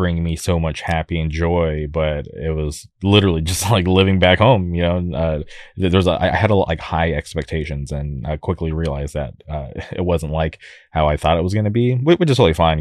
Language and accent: English; La Quinta, California, United States; moved away; I grew up in the Palm Springs area. I lived in a city